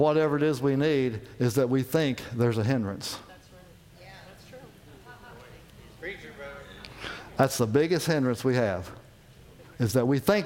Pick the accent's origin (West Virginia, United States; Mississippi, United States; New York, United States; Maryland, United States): West Virginia, United States; moved away; I'm from West Virginia